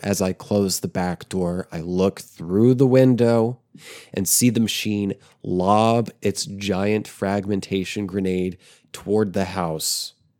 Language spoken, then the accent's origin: English; small town in eastern Oklahoma, United States; also born or lived in New Jersey; the town I would later end up um, living and growing up in.